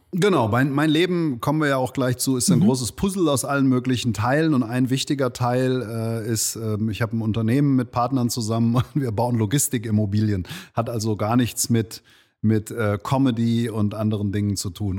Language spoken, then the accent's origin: German; Langen, Hesse, Germany; also born or lived in Offenbach / Darmstadt; aufgewachsen bin ich in Langen